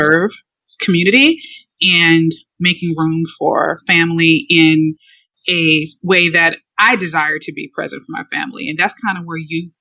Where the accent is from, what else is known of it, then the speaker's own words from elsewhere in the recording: Chicago, Illinois, United States; moved away as an adult; now in Atlanta, United States; I am from the Chicago area, south suburbs of Chicago. I was born and raised there